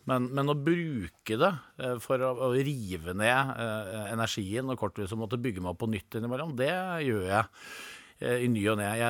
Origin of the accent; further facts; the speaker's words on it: Innlandet, Norway; Du vet, jeg er fra Gudbrandsdalen. Vi skal ikke ha noen ting gratis.